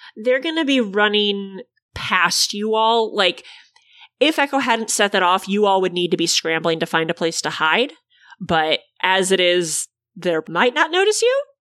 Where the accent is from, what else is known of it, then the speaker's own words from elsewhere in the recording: Illinois, United States; My home state is one of the only places in the Midwest where abortion is legal